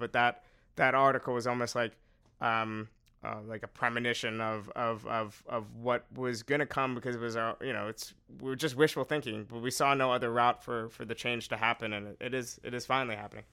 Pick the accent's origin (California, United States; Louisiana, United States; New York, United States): New York, United States; I'm from New York